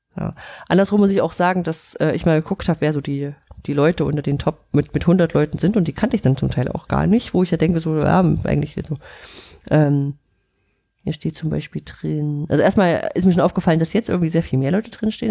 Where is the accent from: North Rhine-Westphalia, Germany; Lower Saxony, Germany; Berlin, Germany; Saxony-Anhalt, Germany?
Saxony-Anhalt, Germany; Central German coal region, near the Profen open-cast mine; aus der Gegend, wo ich groß geworden bin. Dieser Tagebauprofen war direkt bei uns um die Ecke, da konnte ich hinlaufen